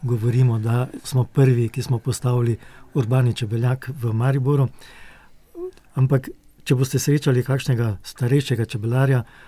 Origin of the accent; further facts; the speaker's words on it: Slovenia; Slovenci smo